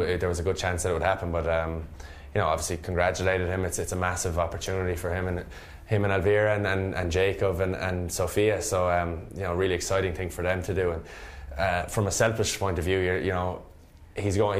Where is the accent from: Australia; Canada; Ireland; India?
Ireland; Limerick, Munster; I'm from Munster. I'm Munster man, Limerick man, and very proud of that.